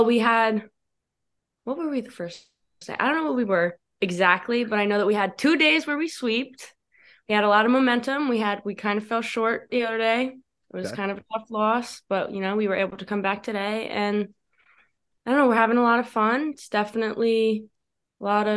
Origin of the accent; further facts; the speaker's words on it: Norwalk, Connecticut, United States; I'm from Norwalk, Connecticut